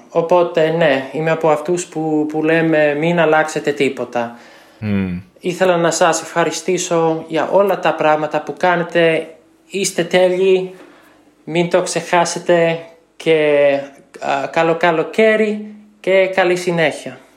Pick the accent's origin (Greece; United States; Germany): United States; Greek is a second language; είμαι από την Αμερική και είμαι 26 χρονών.